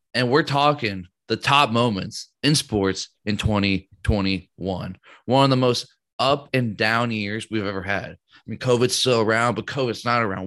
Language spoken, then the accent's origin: English; United States; as an American.